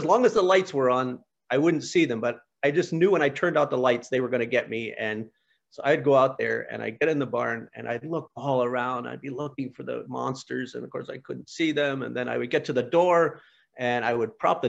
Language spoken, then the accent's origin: English; Pennsylvania, United States; moved away; When I was a little boy, I was born in Pennsylvania, and we lived on a small farm